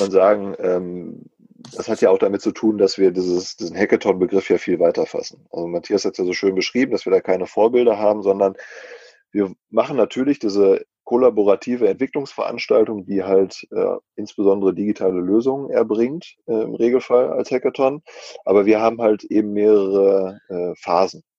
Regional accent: North Rhine-Westphalia, Germany; als Ostwestfale

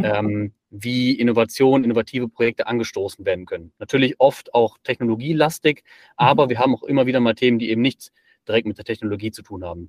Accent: Bonn, North Rhine-Westphalia, Germany; also born or lived in Aachen; now in Ulm, Germany; ich bin eigentlich gebürtiger Bonner, wohne jetzt in Ulm

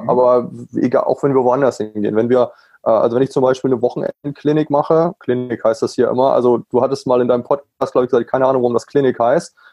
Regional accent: Germany; natürlich als Deutscher komme ich darüber und sage, ich biete ein Camp

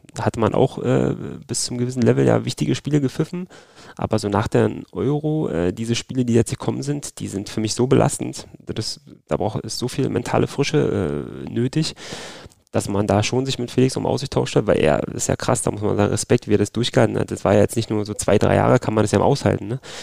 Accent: Berlin, Germany; accent: Berliner Slang; Ich wechsle ja ab und zu meinen Berliner Slang

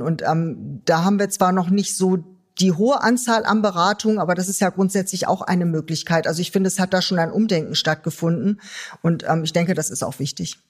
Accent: Germany; uns auch als Deutsche

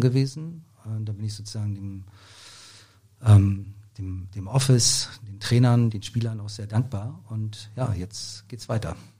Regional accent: Rostock, Mecklenburg-Vorpommern, Germany; now in Berlin, Germany; ich bin, wie gesagt, in Rostock aufgewachsen, bin dann 1990 ähm, nach Berlin gekommen

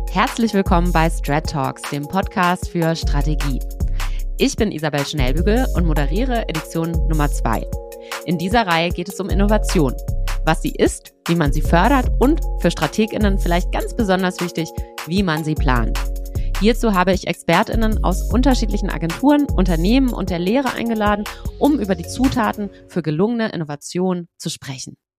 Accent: Swabia, Germany; ich komme ja auch aus Schwaben

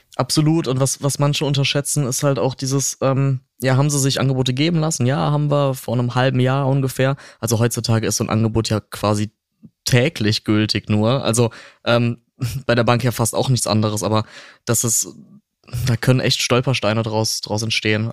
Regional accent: near Cologne-Bonn, North Rhine-Westphalia, Germany; ich komme ähm, nicht aus Franken, ich komme aus der Nähe äh, von Köln-Bonn, ja, so ein bisschen aus dem Speckgürtel

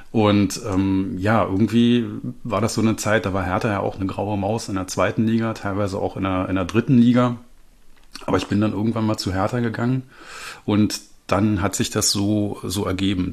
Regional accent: Berlin, Germany; moved away as an adult; now in Erkrath, Germany; ich komme ursprünglich aus Berlin. Ähm, ich bin, bin in Berlin geboren, habe in Reinickendorf früher gelebt

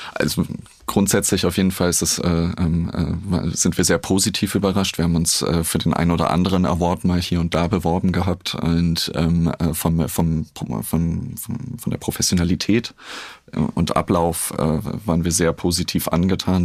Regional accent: Berlin, Germany; ich bin ja in Berlin groß geworden

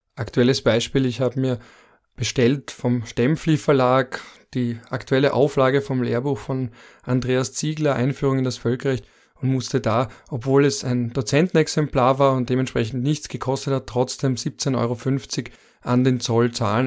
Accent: Austria

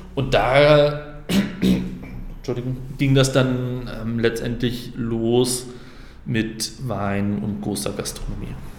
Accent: Flensburg, Schleswig-Holstein, Germany; moved away as an adult; now in Frankfurt, Germany; ich bin gebürtiger Flensburger

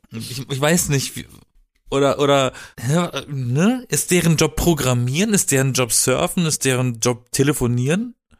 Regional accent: Black Forest, Baden-Württemberg, Germany; now in Berlin, Germany; ich komme aus dem Süden von Deutschland, aus dem Schwarzwald

